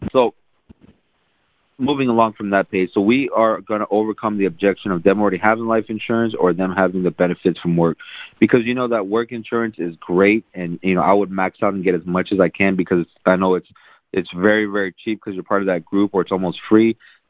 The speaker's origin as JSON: {"language": "English", "town": "San Antonio", "region": "Texas", "country": "United States", "tie": "born or raised there", "also_born_or_lived": "South Korea", "said": "ever since I was about 6 months old or something, I grew up, you know, we lived in San Antonio"}